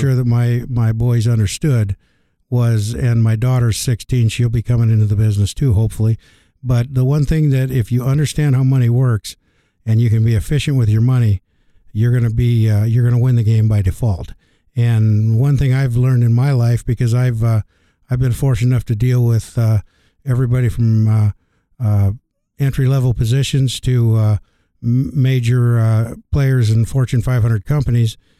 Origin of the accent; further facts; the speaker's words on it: Algona, Iowa, United States; came back to my hometown of Elgona, Iowa